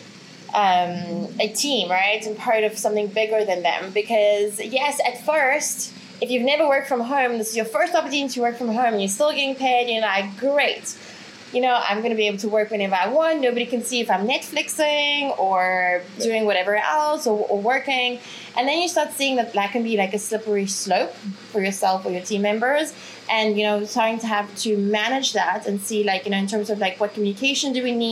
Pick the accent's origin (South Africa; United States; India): South Africa; moved away as an adult; also born or lived in Ukraine; now in Bali, Indonesia; I'm originally from Ukraine, grew up in South Africa, live in beautiful Bali at the moment.